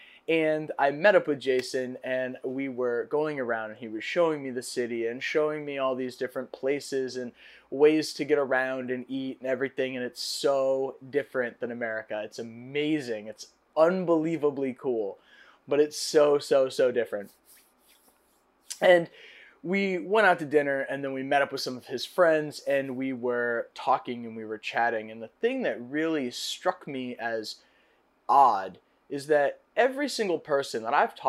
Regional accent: United States; as an American

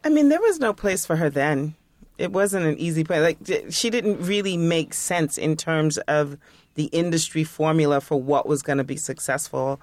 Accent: New York, United States; as a New Yorker, as, like, a hip-hop head

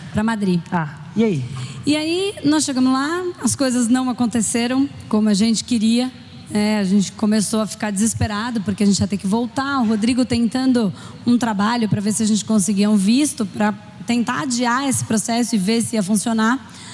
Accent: São Paulo, Brazil; also born or lived in Spain; eu sou de São Paulo

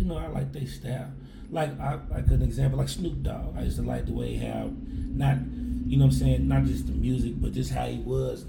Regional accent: Louisville, Kentucky, United States; I grew up in the West Louisville, Kentucky.

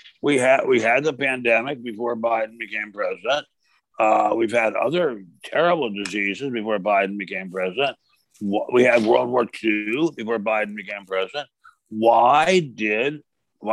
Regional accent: Maryland, United States; the state of Maryland, my home state

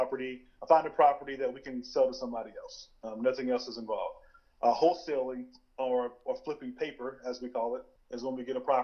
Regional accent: Tallville, South Carolina, United States; also born or lived in Clemson, South Carolina; I am from Tallville, South Carolina

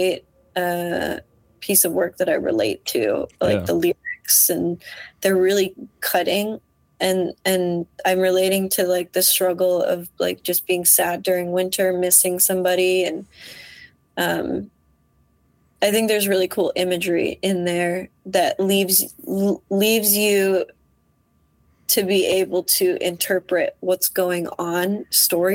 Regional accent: Iowa, United States; moved away as an adult; also born or lived in Des Moines, Iowa; now in Minneapolis, United States; I was raised in Iowa

